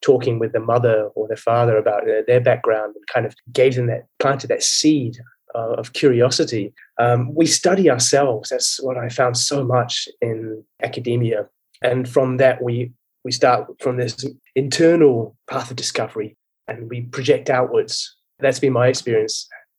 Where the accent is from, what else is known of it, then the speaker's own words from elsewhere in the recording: Germany; also born or lived in Hong Kong / United Kingdom; I think I was born into it. I was born and brought up in Germany. My father's British military. And we spent a lot of time in Hong Kong as well as Germany and a bit of time in the UK.